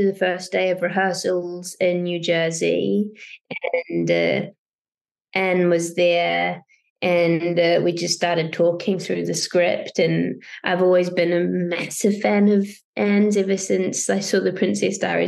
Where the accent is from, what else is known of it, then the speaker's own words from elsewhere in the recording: New Zealand; I'm from New Zealand